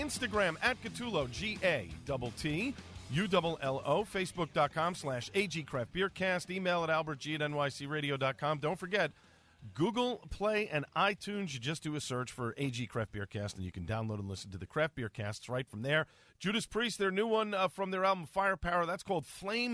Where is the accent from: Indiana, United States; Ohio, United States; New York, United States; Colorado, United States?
New York, United States; New York City; I'm originally from Staten Island